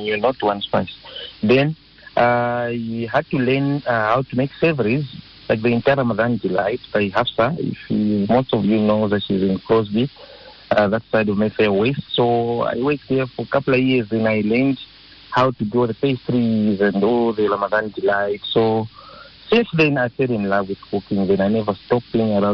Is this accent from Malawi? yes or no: yes; Malawi; now in South Africa; My mother and my auntie, they used to have a restaurant in Malawi, because I'm originally from Malawi